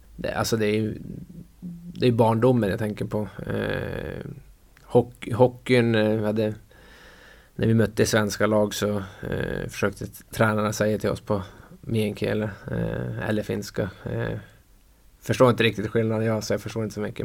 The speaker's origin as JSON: {"language": "Swedish", "town": "Övertorneå", "region": "Norrbotten County", "country": "Sweden", "tie": "born or raised there", "also_born_or_lived": "Russia", "moved": "yes", "lives_now": "Luleå, Sweden", "said": "jag är stolt Tornedaling"}